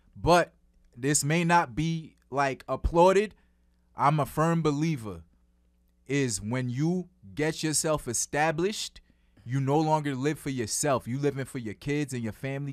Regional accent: New York City, New York, United States; I'm from Flatbush.

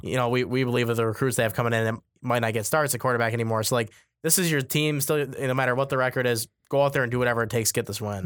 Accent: Grand Rapids, Michigan, United States; my hometown of Grand Rapids

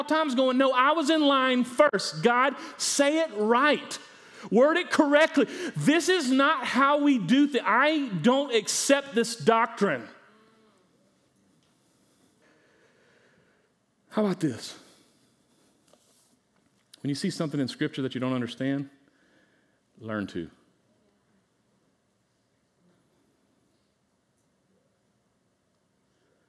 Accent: United States; I'm an American

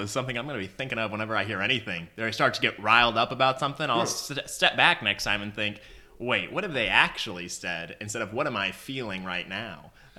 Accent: Tulsa, Oklahoma, United States; I'm from Oklahoma, born and raised Tulsa, Oklahoma State. Now I live in Oklahoma City.

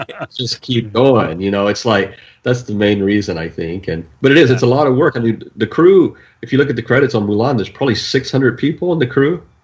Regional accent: Tennessee, United States; moved away; I'm really from Tennessee

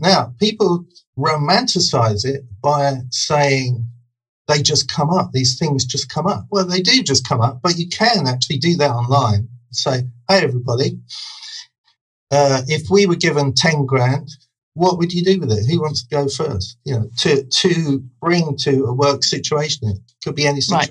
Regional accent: Brighton, South East England, United Kingdom; I grew up in Brighton

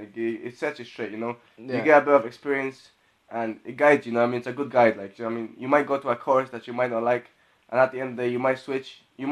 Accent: Poland; moved away; I'm originally from Poland

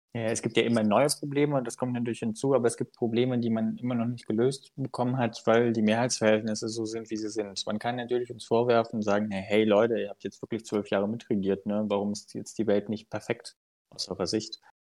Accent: Unstrut-Hainich-Kreis, Thuringia, Germany; ich komme ja aus dem Mund-Steinig-Kreis

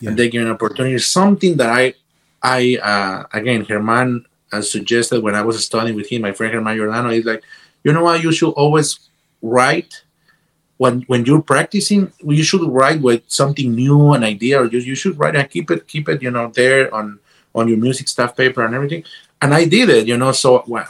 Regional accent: Guatemala; moved away as an adult; also born or lived in Boston / Los Angeles; I came from Guatemala to Boston

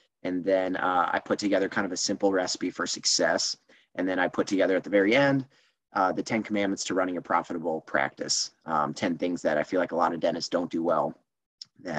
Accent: Iowa, United States; I grew up in Iowa.

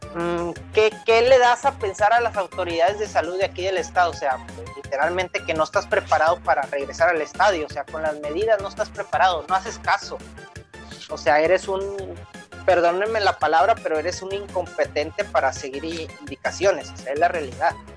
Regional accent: Monterrey, Nuevo León, Mexico; como regio

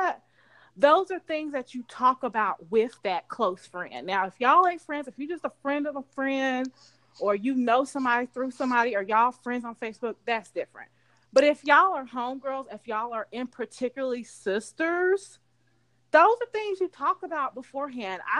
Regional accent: Charlotte, North Carolina, United States; I grew up in Charlotte

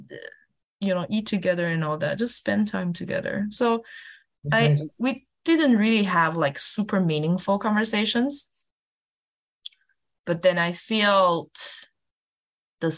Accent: Kaohsiung, Taiwan; moved away as an adult; now in Denver, United States; my hometown, Kaohsiung

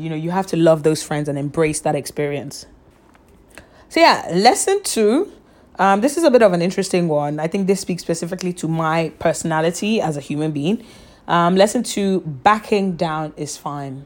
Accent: Nigeria; moved away; also born or lived in London; I'm Nigerian, my family's in Nigeria, my family's in London

